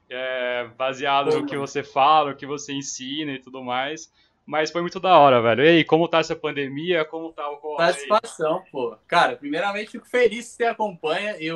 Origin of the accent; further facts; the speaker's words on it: Limeira, São Paulo, Brazil; sou de Limeira, São Paulo. É do lado de Americana.